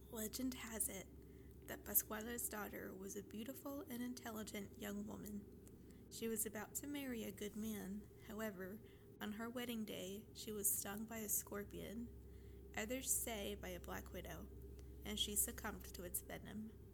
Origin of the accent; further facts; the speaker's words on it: Mexico; moved away; it's actually from my hometown